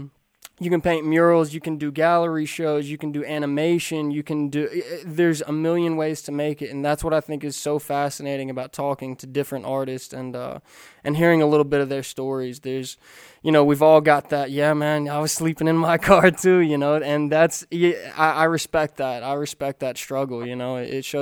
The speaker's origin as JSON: {"language": "English", "region": "Kentucky", "country": "United States", "also_born_or_lived": "Florida", "moved": "yes", "lives_now": "Los Angeles, United States", "said": "I'm from Kentucky, and then I moved out here from Florida"}